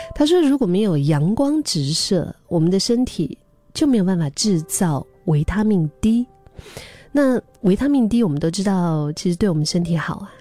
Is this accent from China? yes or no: yes; Dali, Yunnan, China; now in Singapore; 我的老家，因为我老家是云南大理，云南是属于高原